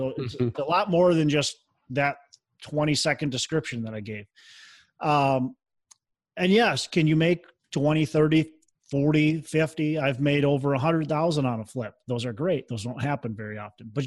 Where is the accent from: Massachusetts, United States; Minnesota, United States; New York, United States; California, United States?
Minnesota, United States; I'm from Minnesota.